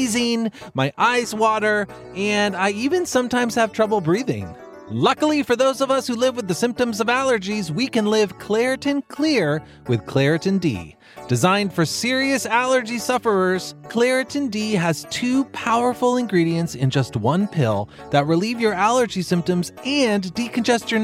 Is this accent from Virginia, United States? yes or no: no; Texas, United States; moved away; I grew up in Texas